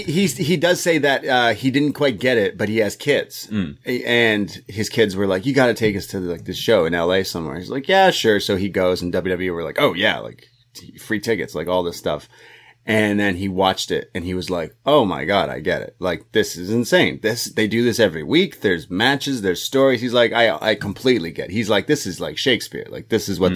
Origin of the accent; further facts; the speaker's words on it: Canada; I'm a Canadian boy